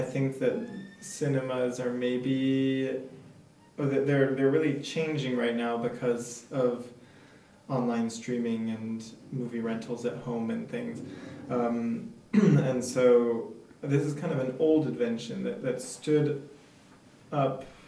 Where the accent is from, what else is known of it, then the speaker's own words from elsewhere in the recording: United States; moved away as an adult; now in France; I'm American.